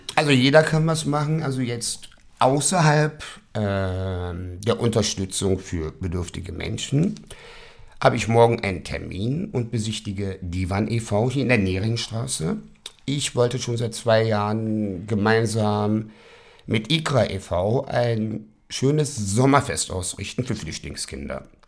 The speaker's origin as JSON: {"language": "German", "region": "Berlin", "country": "Germany", "tie": "born or raised there", "said": "ich bin der gebürtiger Westberliner. So, und ich werde jetzt 50 dieses Jahr und man uh, ist hier ich aufgewachsen"}